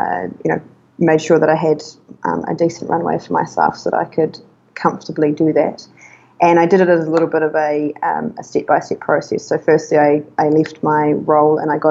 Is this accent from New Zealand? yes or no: yes; New Zealand; moved away as an adult; now in Chiang Mai, Thailand; so I'm from New Zealand